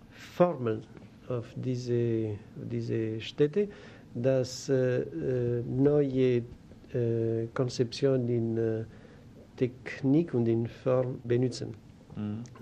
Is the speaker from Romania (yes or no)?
yes; Romania; born there; German is a second language; also born or lived in Greece / France / United States / Japan; Ich bin geboren in Rumänien. Ich äh, bin von äh, griechischen Eltern. Ich habe in Griechenland viele Jahre und gelebt. Dann in Frankreich